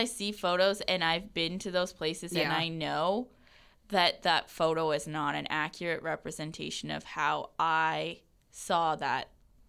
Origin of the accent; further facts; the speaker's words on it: Gillam, Manitoba, Canada; also born or lived in the prairies; I grew up north. Like, I grew up in Gillam until I was in grade 5.